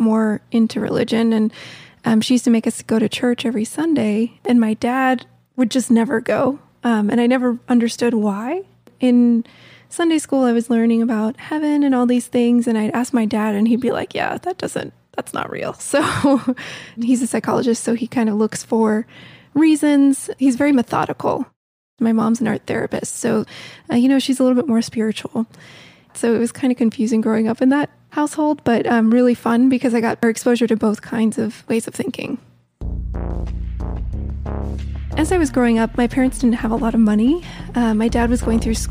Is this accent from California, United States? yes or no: no; Silver Spring, Maryland, United States; I'm from Washington, D.C., Silver Spring, Maryland, just north of D.C.